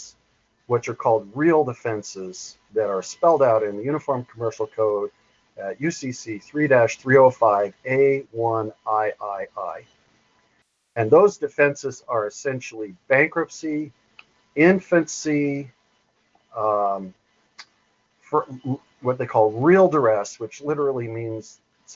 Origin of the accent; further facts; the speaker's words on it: Butte County, California, United States; I'm from the Butte County, California area. I just got burned out in the Paradise campfire here a few months ago